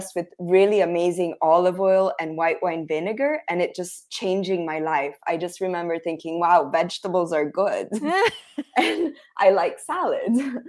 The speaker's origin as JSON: {"language": "English", "town": "Rome", "region": "Lazio", "country": "Italy", "tie": "born or raised there", "said": "So I was born and raised in Rome, Italy, and I currently lead food tours full-time. I work with my mom, who's American, and I lead day tours in Rome."}